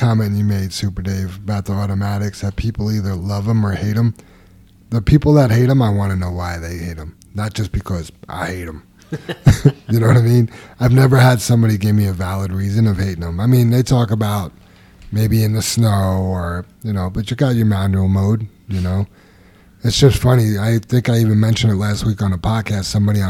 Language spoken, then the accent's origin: English; Queens, New York, United States; I grew up in Queens, so that's, to hear that is a little heartbreaking.